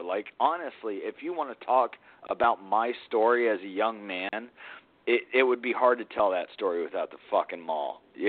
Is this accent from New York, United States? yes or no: no; Atlanta, Georgia, United States; moved away; also born or lived in Spokane; I grew up in Atlanta, dude.